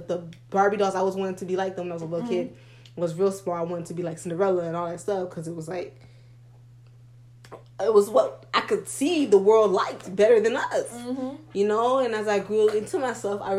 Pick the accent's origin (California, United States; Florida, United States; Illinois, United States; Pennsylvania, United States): Florida, United States; South; now in Tallahassee, United States; we grew up in South Florida